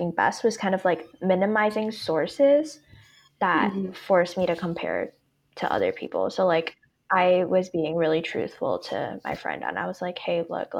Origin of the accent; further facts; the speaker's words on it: Hong Kong; me growing up in Hong Kong, and it's a very competitive academic environment.